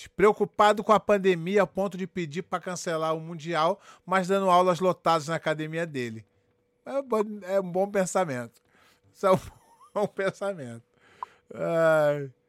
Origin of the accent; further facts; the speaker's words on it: Brazil; now in United States; A gente é brasileiro.